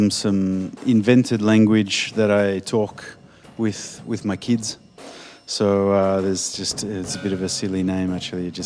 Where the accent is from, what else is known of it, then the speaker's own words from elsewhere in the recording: Australia; now in France; I'm a drummer from Australia, living in France, drummer percussionist.